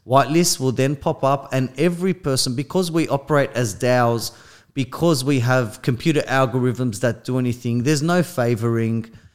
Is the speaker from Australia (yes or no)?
yes; Australia; I'm from Australia